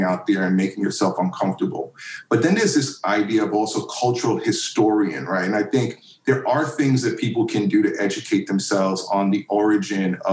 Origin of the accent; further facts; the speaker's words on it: New York City, New York, United States; I grew up in Queens, which is the like most diverse county in America.